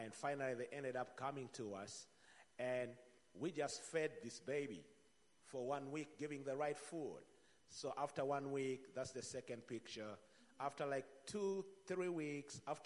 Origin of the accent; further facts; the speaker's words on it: Uganda; I come from Uganda